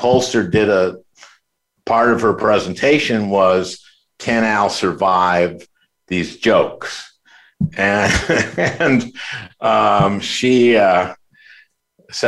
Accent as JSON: {"language": "English", "town": "St. Louis Park", "region": "Minnesota", "country": "United States", "tie": "born or raised there", "said": "I grew up in St. Louis Park"}